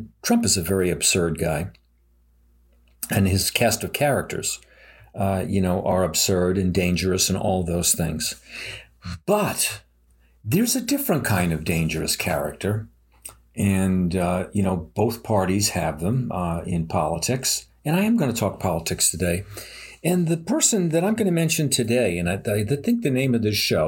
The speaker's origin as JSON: {"language": "English", "country": "United States", "said": "I'm an American. I love my country"}